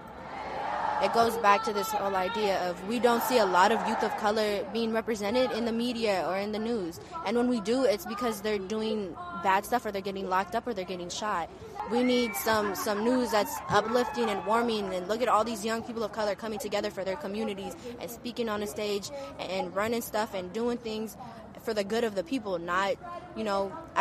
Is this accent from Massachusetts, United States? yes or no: no; San Francisco, California, United States; I'm from San Francisco